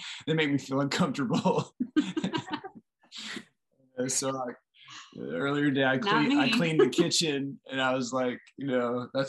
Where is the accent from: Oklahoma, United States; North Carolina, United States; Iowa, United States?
Oklahoma, United States; I'm from Oklahoma